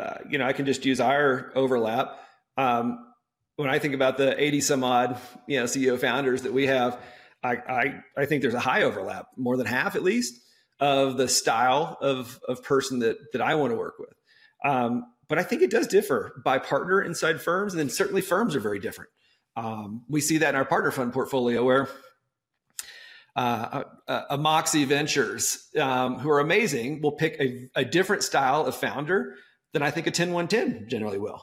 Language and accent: English; Texas, United States; I'm from Texas